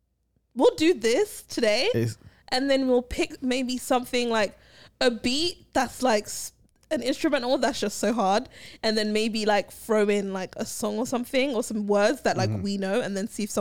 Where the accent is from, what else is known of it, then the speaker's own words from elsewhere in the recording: London, United Kingdom; I come from London. It's a multicultural society.